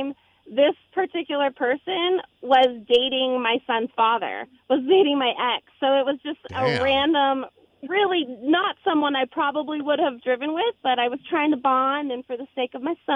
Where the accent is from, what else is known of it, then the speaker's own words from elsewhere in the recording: Arizona, United States; now in El Paso, United States; I'm from Arizona